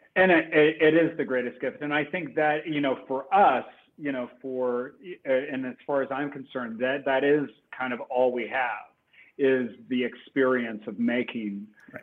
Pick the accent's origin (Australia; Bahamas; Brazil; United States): United States; New Albany, Indiana; moved away; also born or lived in Louisville, Kentucky; I was born in Louisville, Kentucky, and I grew up right across the Ohio River in a southern Indiana river town called New Albany, Indiana, which is uh, my hometown